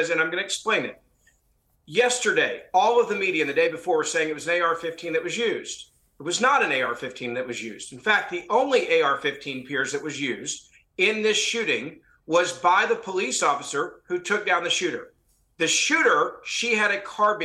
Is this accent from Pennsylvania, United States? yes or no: no; Tennessee, United States; my home state of Tennessee